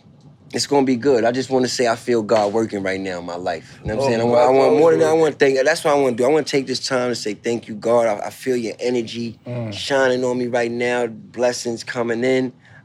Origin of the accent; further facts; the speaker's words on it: New York City, New York, United States; I'm from Harlem now.